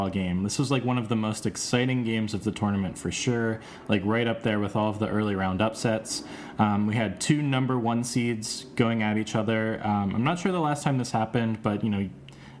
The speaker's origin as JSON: {"language": "English", "region": "Midwest", "country": "United States", "tie": "born or raised there", "also_born_or_lived": "the South", "said": "I'm a Midwestern kid at heart."}